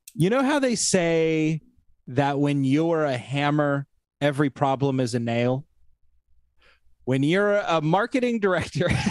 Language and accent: English; Mount Angel, Oregon, United States; I grew up in Mount Angel